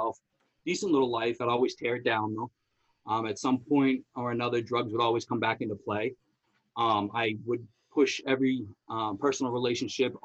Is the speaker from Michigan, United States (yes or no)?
no; Somerville, Massachusetts, United States; I grew up in Somerville